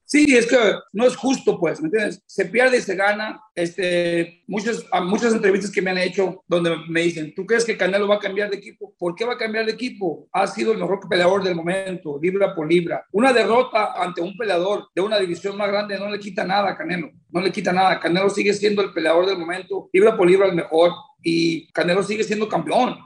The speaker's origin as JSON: {"language": "Spanish", "town": "Jiquilpan", "region": "Michoacán", "country": "Mexico", "tie": "born or raised there", "moved": "yes", "said": "Jiquilpa, Michoacán, mi tierra, ahí nací"}